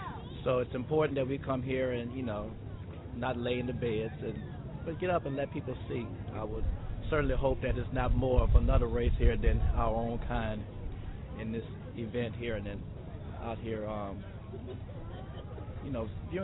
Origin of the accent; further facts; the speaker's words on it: Baton Rouge, Louisiana, United States; now in Washington, D.C., United States; I live here in Washington, D.C. I'm from Baton Rouge, Louisiana.